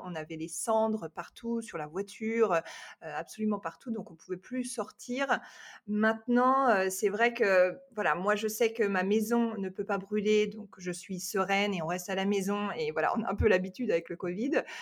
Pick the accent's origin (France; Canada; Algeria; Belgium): France; moved away as an adult; also born or lived in Los Angeles area, United States; now in Los Angeles, United States; je suis française, française